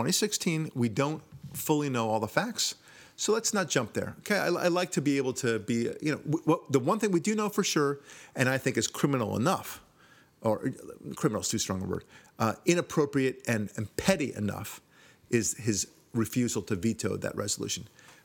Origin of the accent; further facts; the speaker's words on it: Chicago, Illinois, United States; I'm from Chicago.